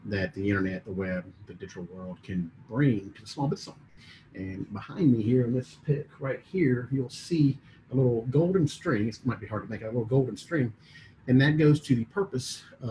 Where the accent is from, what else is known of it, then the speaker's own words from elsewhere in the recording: Mississippi, United States; moved away as an adult; also born or lived in Atlanta; born and raised in Mississippi